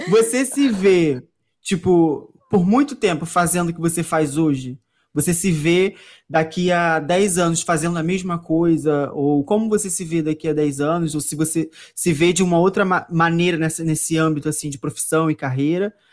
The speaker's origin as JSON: {"language": "Portuguese", "country": "Brazil", "said": "A gente é brasileiro, né?"}